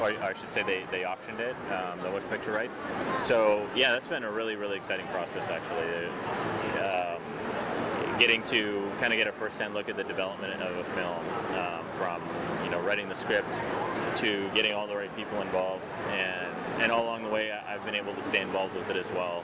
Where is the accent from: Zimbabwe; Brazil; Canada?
Canada; Canadian Prairies; my growing up on the Canadian prairies